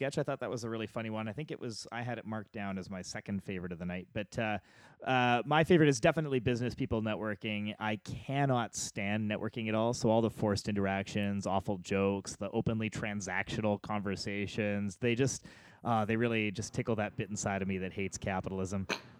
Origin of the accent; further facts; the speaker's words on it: Canada; I'm too Canadian to give it a 0